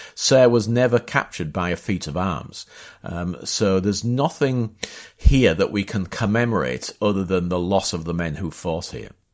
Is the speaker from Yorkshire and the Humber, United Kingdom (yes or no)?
yes; Hull, Yorkshire and the Humber, United Kingdom; also born or lived in Bapaume; that's my hometown, that's Hull.